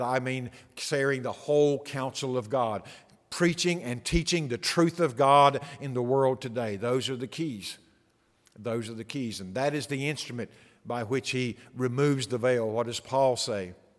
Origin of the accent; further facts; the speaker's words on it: the Bible Belt, United States; I grew up in the Bible Belt